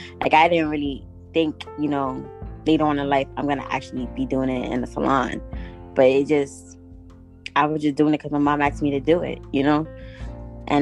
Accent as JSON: {"language": "English", "region": "New York", "country": "United States", "tie": "born or raised there", "also_born_or_lived": "Guatemala", "said": "I was born and raised here in New York, but I was also raised in Guatemala"}